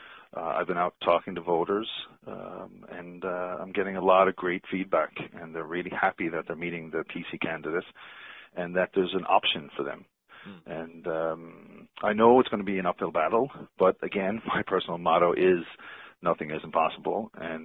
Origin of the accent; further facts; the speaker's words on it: Kilbride, Newfoundland and Labrador, Canada; moved away as an adult; also born or lived in Switzerland; I'm originally from Kilbride. I've been away for 18 years living in Switzerland, have a Swiss wife and two Swiss Newfoundlanders, and we decided to move back to Newfoundland